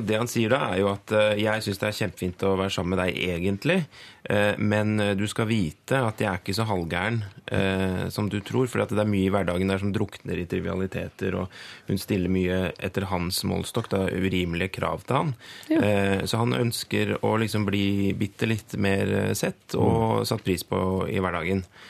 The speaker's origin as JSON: {"language": "Norwegian", "region": "Innlandet", "country": "Norway", "moved": "yes", "said": "jeg kommer jo fra Innlands-Norge"}